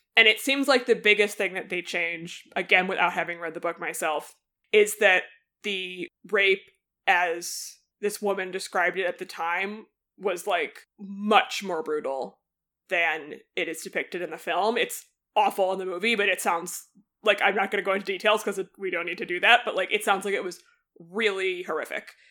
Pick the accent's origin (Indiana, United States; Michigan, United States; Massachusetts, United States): Massachusetts, United States; outside of Boston; I grew up outside of Boston